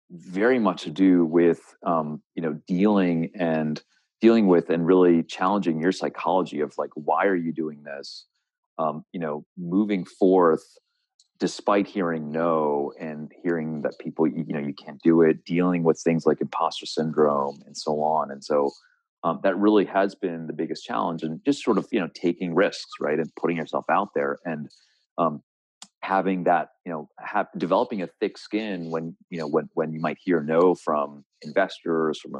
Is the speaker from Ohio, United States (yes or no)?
no; Philadelphia, Pennsylvania, United States; also born or lived in Kolkata, India / Boston; I was born in Calcutta, and uh, my family moved uh, when I was a young age, um, and and you know they came to America to you know for for you know business and to launch a business, and and uh, a lot of migration happening then, and grew up in the Philly suburbs